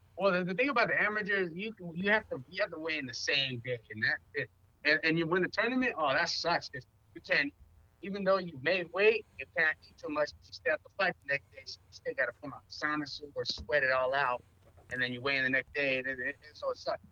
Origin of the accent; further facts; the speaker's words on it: San Diego, California, United States; I'm from San Diego